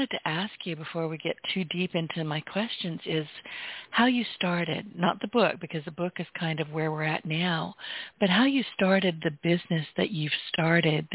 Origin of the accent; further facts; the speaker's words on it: San Francisco Bay Area, California, United States; moved away as an adult; now in Southwest Louisiana, United States; I was born and raised in the Bay Area